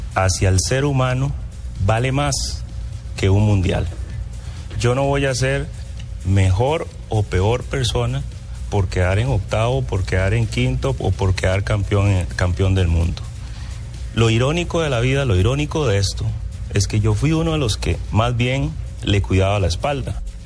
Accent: Costa Rica; Yo soy un costarricense muy respetuoso

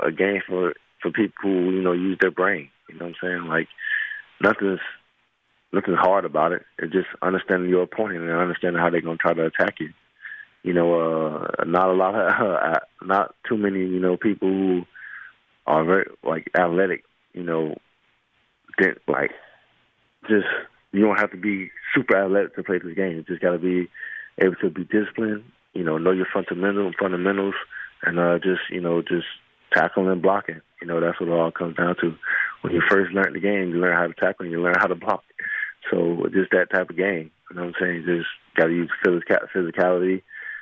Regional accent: Miami, Florida, United States; moved away; my hometown of Miami

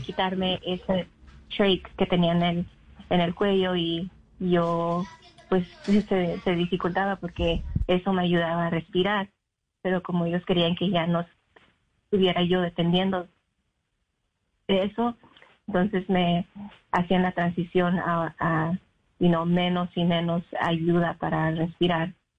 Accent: North Carolina, United States; also born or lived in Mexico; now in Illinois, United States; yo pues viví casi toda mi vida en Carolina del Norte.

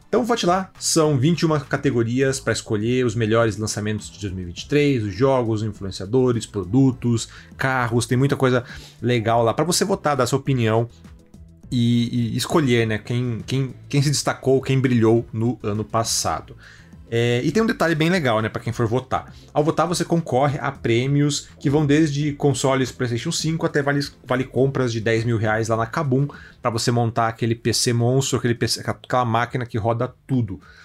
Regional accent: a town neighbouring Guaratuba, coast of Paraná, Brazil; Eu sou do litoral do Paraná, né? De uma cidade vizinha aqui a Guaratuba. Então eu cresci na época também aí dos casos

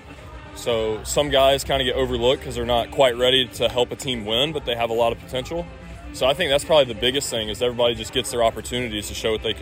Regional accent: South Carolina, United States; I'm from South Carolina

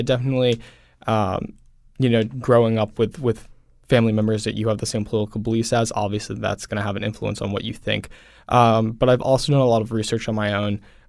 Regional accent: Swampscott, Massachusetts, United States; So I grew up in Swampscott, Massachusetts, which is a little bit north of Boston.

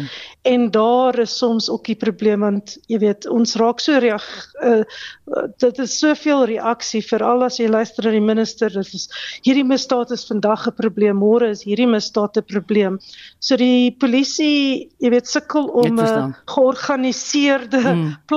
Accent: South Africa; Ons as Suid-Afrikaners, ons praat Afrikaans by die huis, dan kom ons in die publiek dan praat ons skielik Engels.

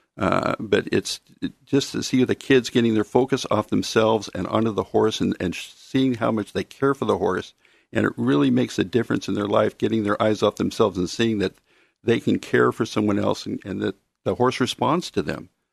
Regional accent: Mount Angel, Oregon, United States; also born or lived in Silverton, Oregon / Corvallis, Oregon; grew up in, uh, the city of Mount Angel.

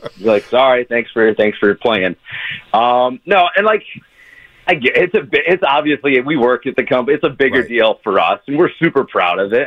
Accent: Grand Rapids, Michigan, United States; I grew up in Grand Rapids, three hours away from Detroit

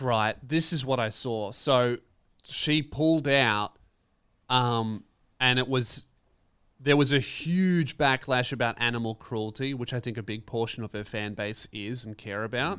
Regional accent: Melbourne, Victoria, Australia; I'm from Melbourne.

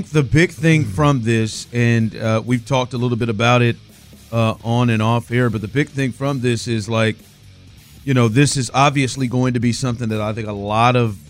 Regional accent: Kansas City, United States; And I could say from a personal story, as most of you know, I'm from Kansas City.

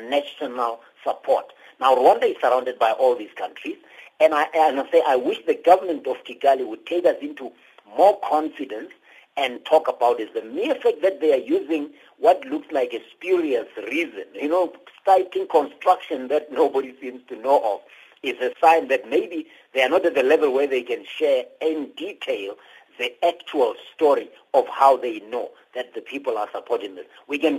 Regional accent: South Africa; I'm a South African

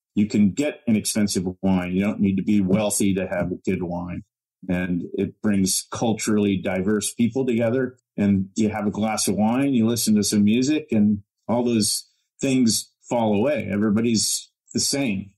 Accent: Illinois, United States; moved away; grew up in cornfields in Illinois, but I was never a farmer

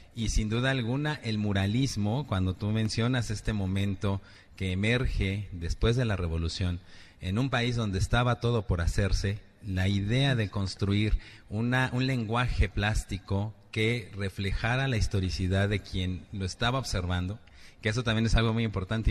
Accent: Mexico; a todos como mexicanos

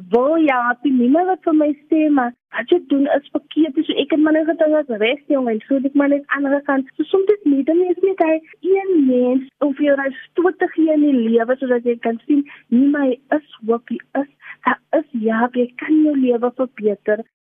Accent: Cape Town, Western Cape, South Africa; also born or lived in Pontevel (birthplace); ek het groot geword daar in in in Dovercourt in Lavendale

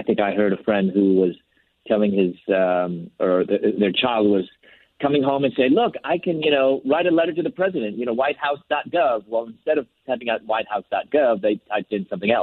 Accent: Chicago, Illinois, United States; moved away as an adult; also born or lived in Louisville, Kentucky; I'm from Chicago. I moved to Louisville, Kentucky, where I was entering graduate school

